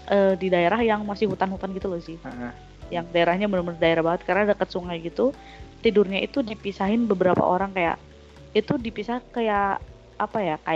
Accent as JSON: {"language": "Indonesian", "town": "Yogyakarta", "region": "Special Region of Yogyakarta", "country": "Indonesia", "said": "aku kan dari Jogja tuh aku sempet di rumah juga kan"}